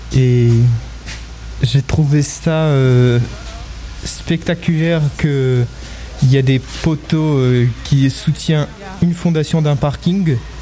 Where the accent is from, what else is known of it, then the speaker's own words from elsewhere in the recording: France; je suis né en France et mon père, il est né en Russie